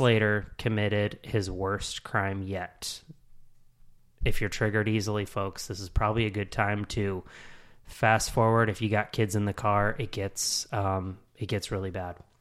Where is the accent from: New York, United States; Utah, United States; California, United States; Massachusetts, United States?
Utah, United States; moved away as an adult; now in Charlotte, United States; born and raised in Utah